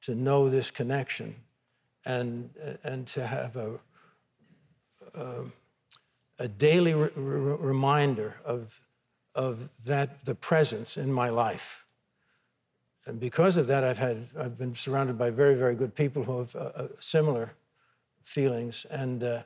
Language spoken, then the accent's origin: English; United States; the blessing of being born an American